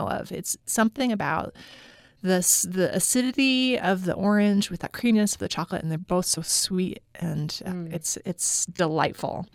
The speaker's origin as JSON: {"language": "English", "region": "Idaho", "country": "United States", "said": "I'm from Idaho"}